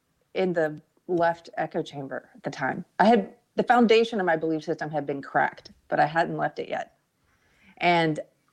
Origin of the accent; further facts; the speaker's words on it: South Carolina, United States; also born or lived in Los Angeles, California; now in Georgetown, United States; I mean, I guess because I'm from South Carolina, it made me a little like, what are you talking about?